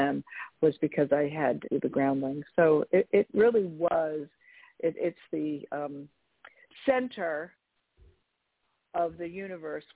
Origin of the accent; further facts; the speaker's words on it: California, United States; also born or lived in San Francisco / Los Angeles; I'm from California originally